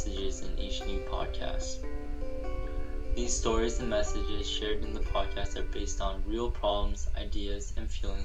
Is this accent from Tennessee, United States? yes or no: no; California, United States; California ASA in my home state